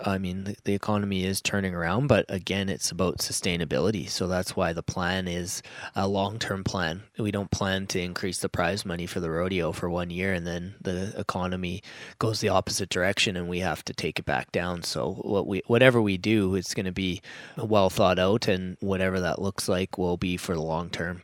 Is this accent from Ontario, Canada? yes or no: no; Medicine Hat, Alberta, Canada; moved away as an adult; was on that committee down there until I moved away from Medicine Hat